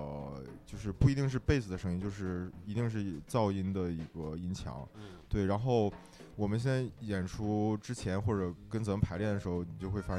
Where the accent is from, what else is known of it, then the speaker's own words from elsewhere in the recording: Dalian, Liaoning, China; now in Beijing, China; 我是大连人。